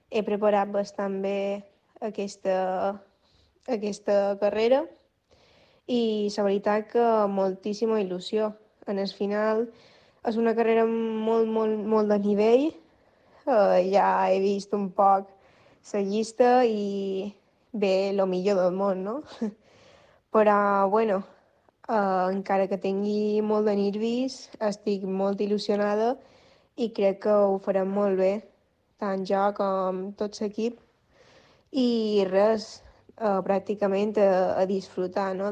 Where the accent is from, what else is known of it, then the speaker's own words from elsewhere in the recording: Majorca, Balearic Islands, Spain; de Dena Wines, mallorquina